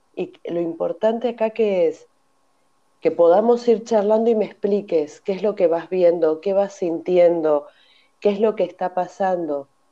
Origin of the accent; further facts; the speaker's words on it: Argentina; moved away as an adult; also born or lived in Mérida, Mexico; now in Barcelona, Spain; soy argentina. En el 2002 me vine a vivir a Barcelona